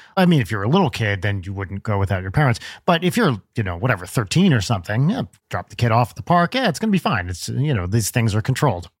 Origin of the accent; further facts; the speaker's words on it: New Jersey, United States; I grew up in North Jersey.